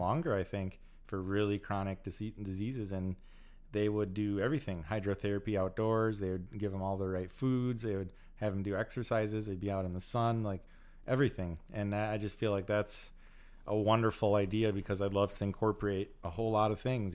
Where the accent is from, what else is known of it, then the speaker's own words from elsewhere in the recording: United States; also born or lived in California; I love being American